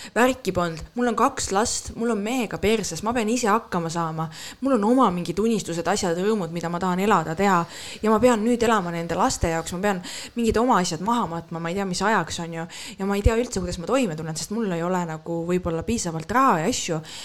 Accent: Estonia; ma olen eestlane

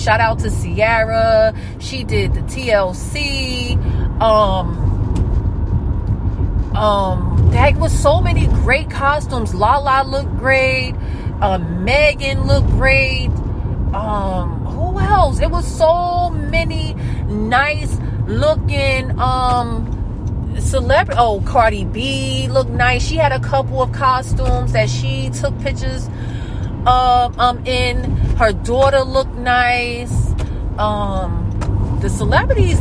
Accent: New Jersey, United States; I'm from New Jersey, so I'm from the United States. I'm from New Jersey

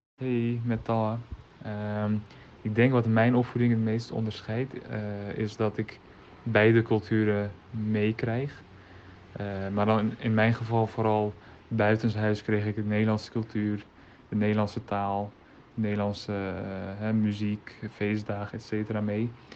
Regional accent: Netherlands; ik als Nederlander, dus ik ben geboren in Nederland

